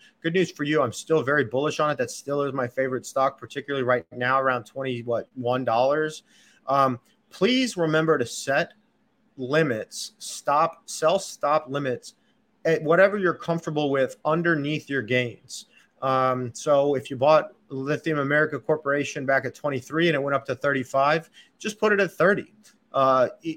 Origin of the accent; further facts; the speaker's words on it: Texas, United States; I'm a Texan